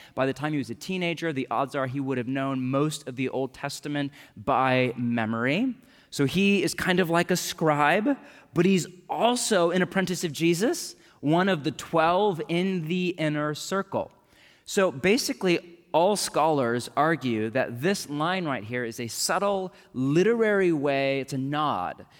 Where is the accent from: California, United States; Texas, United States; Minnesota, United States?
California, United States; Bay Area of; moved away; I grew up in the Bay Area of California